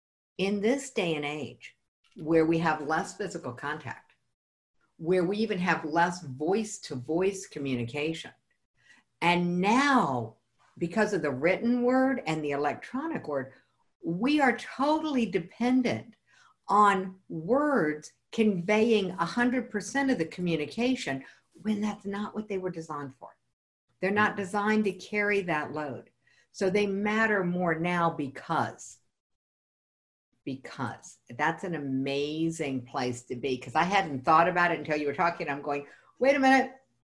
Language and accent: English; the South, United States; because I'm really from the South.